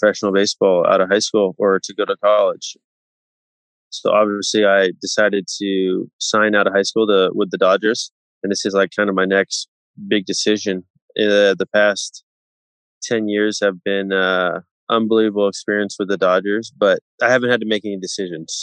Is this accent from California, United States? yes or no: yes; Palo Alto, California, United States; I grew up in the Bay Area, Palo Alto